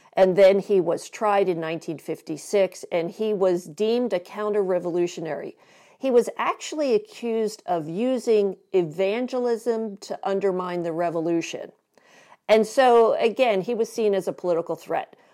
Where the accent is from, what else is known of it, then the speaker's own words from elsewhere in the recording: Philadelphia, Pennsylvania, United States; I grew up in Philadelphia